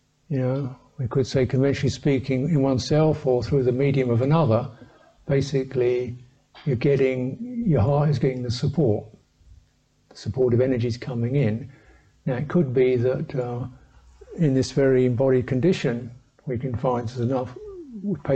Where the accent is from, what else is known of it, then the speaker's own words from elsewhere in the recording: England, United Kingdom; I'm a English man